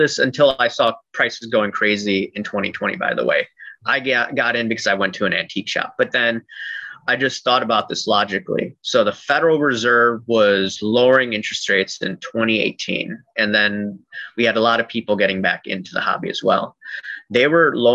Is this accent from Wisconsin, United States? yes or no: no; Chicago, Illinois, United States; I'm from Chicagoland